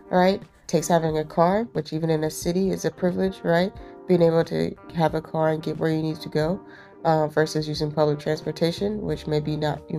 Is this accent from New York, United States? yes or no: no; Phenix City, Alabama, United States; moved away as an adult; also born or lived in Birmingham, Alabama; now in Durham, United States; moving from Alabama, you know, I grew up in Phoenix City, went to school in Birmingham